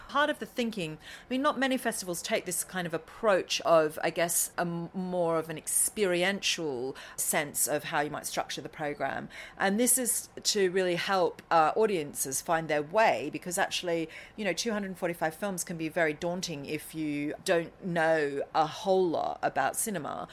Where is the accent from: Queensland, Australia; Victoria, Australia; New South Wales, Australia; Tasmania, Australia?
Victoria, Australia; Currumbara; moved away as an adult; also born or lived in Melbourne; now in London, United Kingdom; the town is called Currumbara, I'm an Aussie